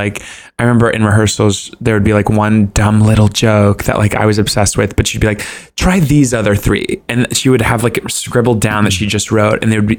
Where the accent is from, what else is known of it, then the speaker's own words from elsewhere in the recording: Southern United States, United States; cause I'm from the South. You just like talk about people behind their backs.